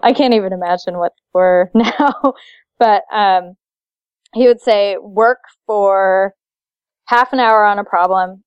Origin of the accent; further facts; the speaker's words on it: Seattle, Washington, United States; I'm from Seattle